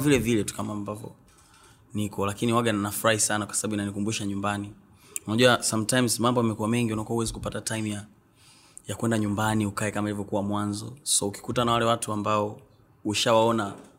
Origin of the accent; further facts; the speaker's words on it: Mbeya, Tanzania; also born or lived in Tukuyu; asili yangu ni huko lakini nimezaliwa mbea mjini uh, nimekulia mbea